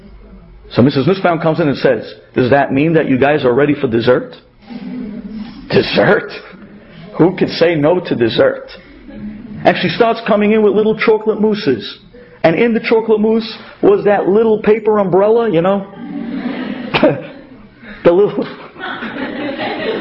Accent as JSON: {"language": "English", "town": "New York City", "region": "New York", "country": "United States", "also_born_or_lived": "Israel", "accent": "Brooklyn", "moved": "yes", "said": "my Brooklyn accent"}